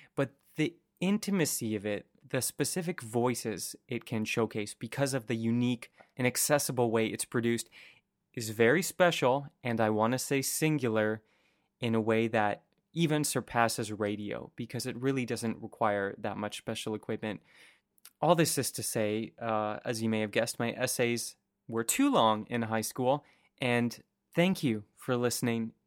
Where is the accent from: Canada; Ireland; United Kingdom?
Canada; also born or lived in San Francisco; as a Canadian